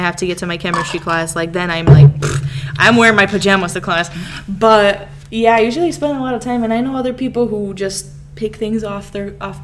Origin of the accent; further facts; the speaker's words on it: Chicago, Illinois, United States; accent: Serbian; also born or lived in Serbia; we came to Chicago, and we've been here 15 years now